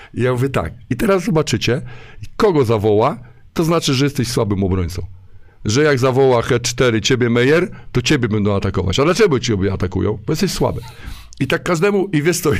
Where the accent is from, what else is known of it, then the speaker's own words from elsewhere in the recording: Warsaw, Masovian Voivodeship, Poland; now in Szczecin, Poland; Jestem w ogóle z Warszawy